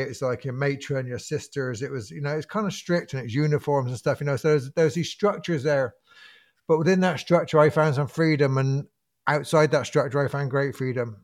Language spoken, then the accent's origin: English; Bristol, South West England, United Kingdom; I grew up in Bristol in, um, a kind of fir, I grew up in a council house